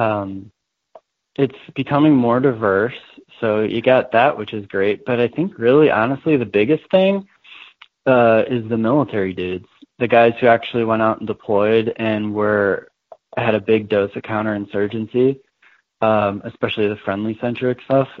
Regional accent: Chicago, Illinois, United States; I grew up in Jeff Park, which is like totally, like there's literally 8 cops on my block

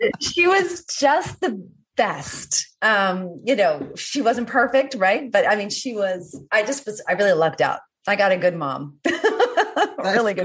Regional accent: Washington, District of Columbia, United States; moved away; coming from the East Coast, yeah. Washington D.C. also beautiful, but you know it, we had winter

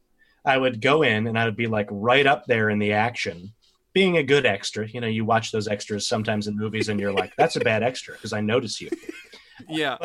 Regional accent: Westhampton Beach, New York, United States; now in Spring Green, United States; I worked at a tiny little bookstore in West Hampton Beach, is where I grew up on Long Island

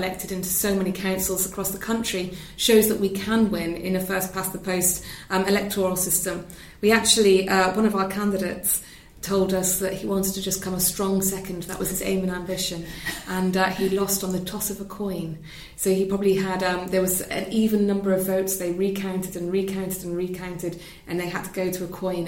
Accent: Wales, United Kingdom; I'm from Wales

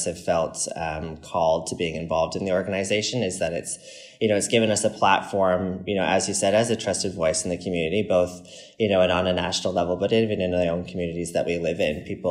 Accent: Canada; as a Canadian

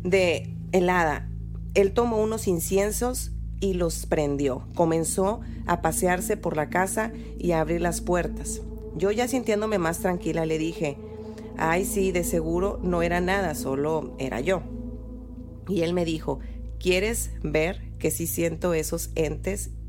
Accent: Nuevo León, Mexico; pura grosería porque soy regia.

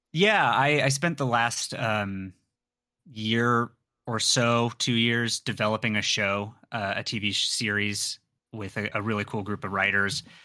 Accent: San Diego, California, United States; I grew up in San Diego, so I'm familiar with Spanish.

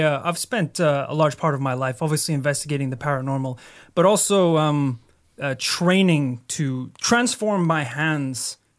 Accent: Northern Ireland, United Kingdom; My sister was actually attacked by a goat. Growing up in Northern Ireland.

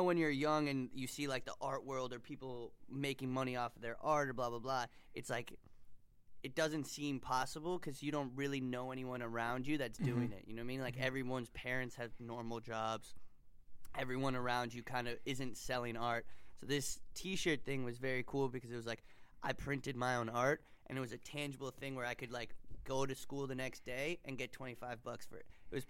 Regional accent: New York City, New York, United States; I'm from New York City.

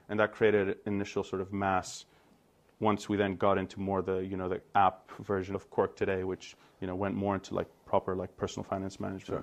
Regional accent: Greece; moved away as an adult; also born or lived in United States; I emerged Greek, and I went off to the U S, where I studied economics

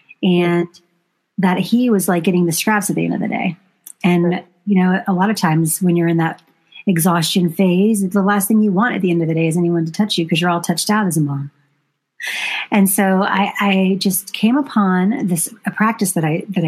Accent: the South, United States; I was raised very conservatively in the South

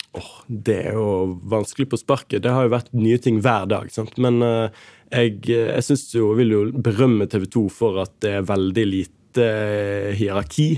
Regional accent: Bergen, Vestland, Norway; moved away as an adult; also born or lived in Oslo; now in Tromsø, Norway; Jeg har ingen bindinger annet enn familie eh, hjemme i Bergen

